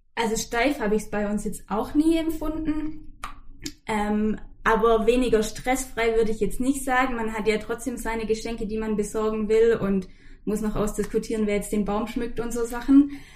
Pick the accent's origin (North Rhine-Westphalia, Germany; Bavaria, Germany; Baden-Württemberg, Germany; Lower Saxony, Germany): Baden-Württemberg, Germany; Swabian Jura, between Ulm and Heidenheim; moved away; Ganz ursprünglich komme ich von der Schwäbischen Alb, so zwischen Ulm und Heidenheim, aus dem Süden